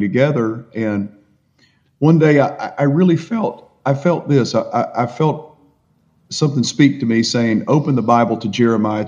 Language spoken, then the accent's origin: English; Appalachian Mountains of Virginia, United States; as my accent gives me away, I was born and raised in the Appalachian Mountains of Virginia